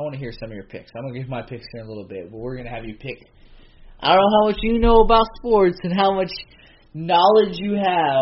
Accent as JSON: {"language": "English", "town": "Seattle", "region": "Washington", "country": "United States", "said": "we're both from Seattle"}